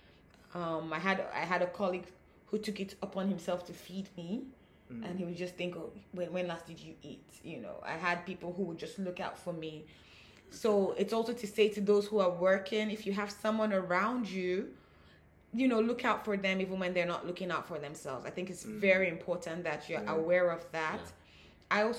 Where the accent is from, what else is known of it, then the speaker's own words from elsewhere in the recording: Nigeria; being African, with being Nigerian, with this culture